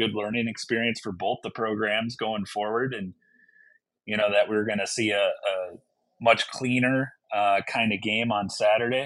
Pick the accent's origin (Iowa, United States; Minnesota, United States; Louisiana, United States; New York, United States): Minnesota, United States; Southern; moved away as an adult; now in Fairbanks, United States; I'm originally from Southern Minnesota